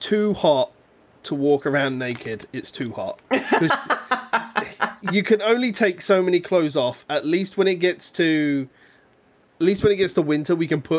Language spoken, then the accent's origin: English; United Kingdom; we're British